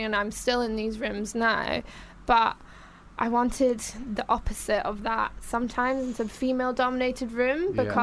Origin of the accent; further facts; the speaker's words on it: Glasgow, Scotland, United Kingdom; accent: Glaswegian; moved away as an adult; I'm originally from Glasgow